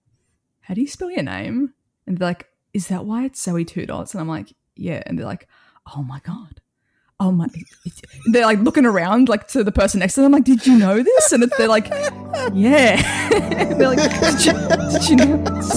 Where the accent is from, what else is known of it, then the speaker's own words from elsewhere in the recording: Australia; So it's not a hack. I'm just Australian.